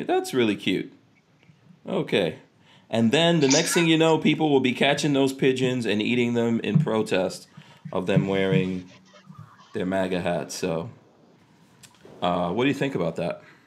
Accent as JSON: {"language": "English", "town": "New York City", "region": "New York", "country": "United States", "tie": "born or raised there", "also_born_or_lived": "New Jersey", "moved": "yes", "lives_now": "Florida, United States", "said": "I grew up in uh, in in Far Rockaway, New York, and I got out of there, went to New Jersey, actually worse. You know, and then came to Florida"}